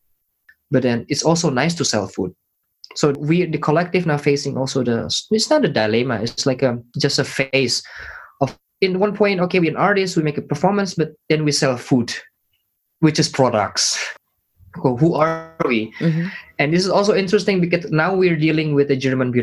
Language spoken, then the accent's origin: English; Indonesia; moved away; I'm from Indonesia